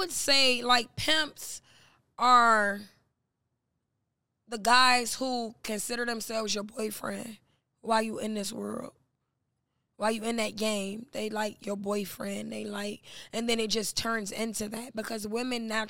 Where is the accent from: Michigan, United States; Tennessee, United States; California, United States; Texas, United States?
Michigan, United States; Detroit; moved away; also born or lived in Miami; I'm from Detroit.